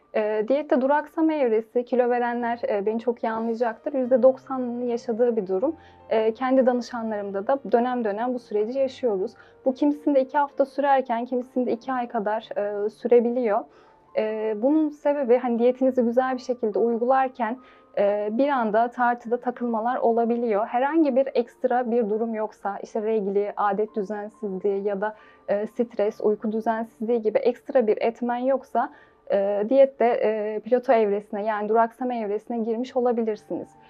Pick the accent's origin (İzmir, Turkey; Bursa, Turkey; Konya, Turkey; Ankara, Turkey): Konya, Turkey; Seydişehir; also born or lived in Afyon / Manavgat, Antalya; 1995 Konya Seydişehir doğumluyum. İlk öğretim lise hayatımı burada tamamladım.